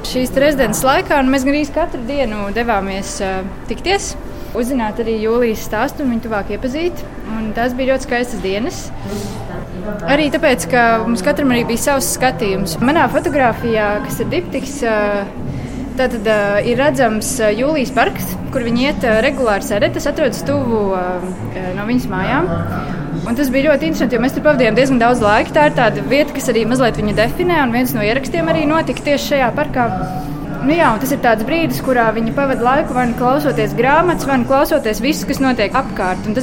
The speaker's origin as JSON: {"language": "Latvian", "country": "Latvia", "said": "Sāra ir no Trīs. Serbijas, Milašs ir no Melnkalnes un es esmu no Latvijas."}